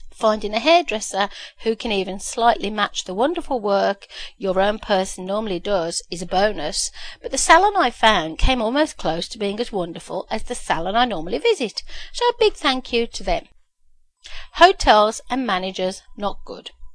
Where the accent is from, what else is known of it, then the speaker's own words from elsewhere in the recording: Birmingham, West Midlands, United Kingdom; moved away as an adult; now in Canada; I had been born and bred in Birmingham, UK, the home to Baltis